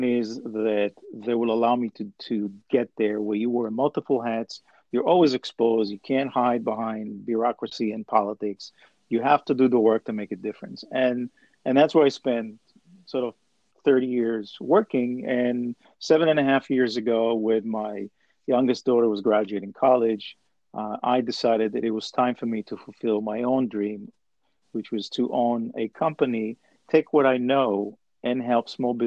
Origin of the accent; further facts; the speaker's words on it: Israel; I'm originally from Israel and I grew up as a son of an incredibly hardworking father who had a very small grocery store